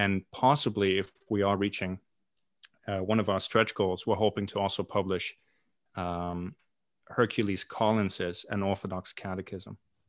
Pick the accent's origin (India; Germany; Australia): Germany; East Germany; moved away as an adult; now in Glasgow, United Kingdom; I am originally from Germany